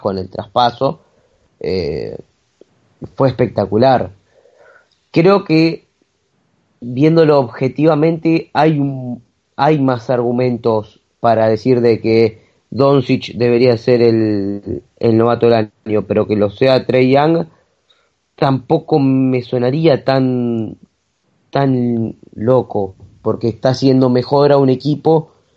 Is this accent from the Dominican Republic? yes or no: no; Argentina; un orgullo como argentino